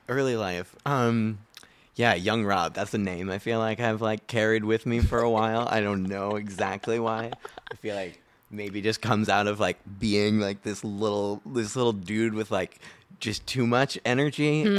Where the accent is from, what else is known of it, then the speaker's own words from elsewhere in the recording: Cape Cod, Massachusetts, United States; also born or lived in Fort Myers, Florida; I grew up on Cape Cod, Massachusetts